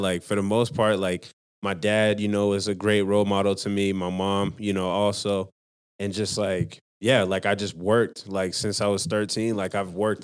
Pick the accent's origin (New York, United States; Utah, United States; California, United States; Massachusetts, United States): Utah, United States; Salt Lake City; also born or lived in Rose Park / Magna; I was born in Salt Lake City, Utah